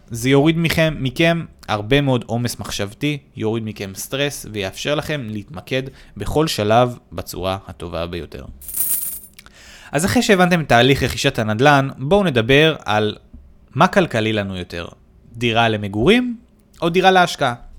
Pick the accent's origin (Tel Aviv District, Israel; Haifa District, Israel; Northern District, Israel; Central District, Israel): Haifa District, Israel; Haifa; במקור נולדתי וגדלתי בחיפה